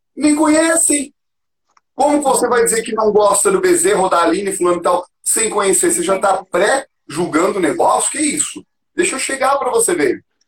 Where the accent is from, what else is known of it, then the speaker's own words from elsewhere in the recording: Florianópolis, Santa Catarina, Brazil; moved away as an adult; also born or lived in São Paulo; now in Curitiba, Brazil; eu sou de Floripa, sou manezinho da ilha